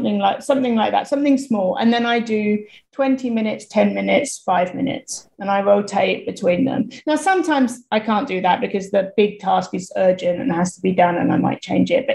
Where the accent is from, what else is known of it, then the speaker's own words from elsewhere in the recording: United Kingdom; moved away; also born or lived in Thailand; I'm British